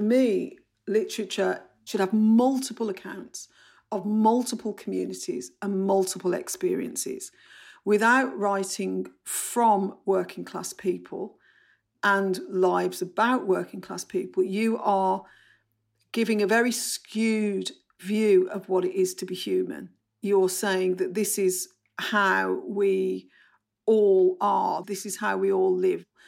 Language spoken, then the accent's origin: English; Bromley, London, United Kingdom; accent: Bromley; I've got short vowels, I've got a Bromley accent